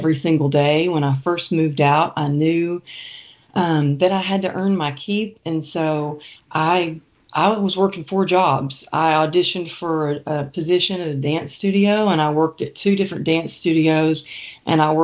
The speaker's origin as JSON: {"language": "English", "town": "Greenville", "region": "Texas", "country": "United States", "tie": "born or raised there", "moved": "yes", "lives_now": "California, United States", "said": "I grew up in a small town in right about an hour outside of Dallas, Texas"}